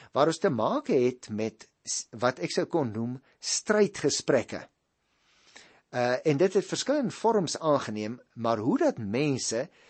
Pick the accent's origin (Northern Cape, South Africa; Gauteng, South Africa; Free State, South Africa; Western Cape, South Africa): Western Cape, South Africa; Paarl; ek kom ook daar uit die Boland, ek het daar groot geword in die Parel